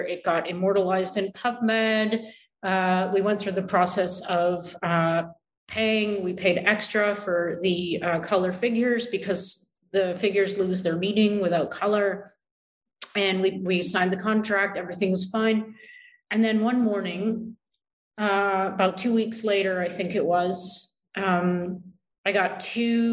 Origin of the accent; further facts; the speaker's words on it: Canada; I am so Canadian